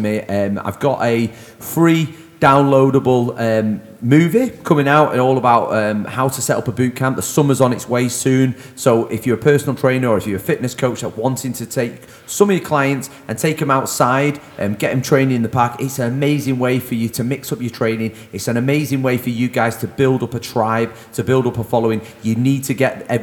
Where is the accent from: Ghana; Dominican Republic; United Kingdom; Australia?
United Kingdom; Manchester, North West England; moved away as an adult; also born or lived in London; I was back in Manchester